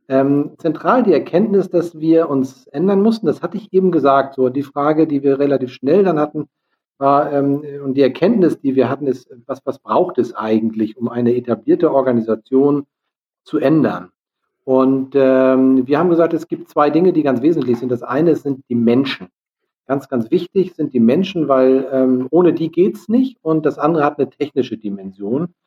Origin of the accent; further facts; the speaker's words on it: Lübeck, Schleswig-Holstein, Germany; Wir kommen ja aus Lübeck.